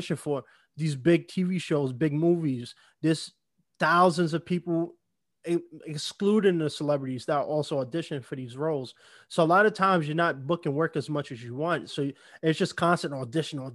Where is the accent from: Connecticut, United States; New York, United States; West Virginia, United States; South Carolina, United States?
New York, United States; New York City; also born or lived in Bronx, New York; I'm from New York, born and raised too